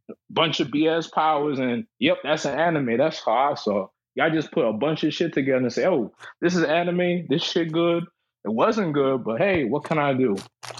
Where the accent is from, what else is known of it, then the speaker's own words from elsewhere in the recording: New York City, New York, United States; I'm from the Bronx.